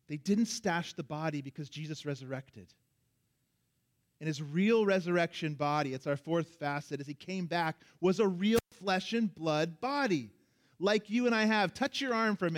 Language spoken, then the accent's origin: English; Orlando, Florida, United States; moved away; as a kid growing up in Orlando, Florida, and everyone has a pool down there